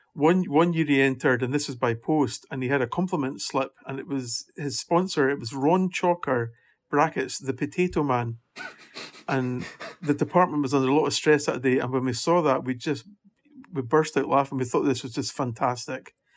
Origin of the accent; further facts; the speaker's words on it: Scotland, United Kingdom; accent: Scottish; you might tell from the accent that I'm Scottish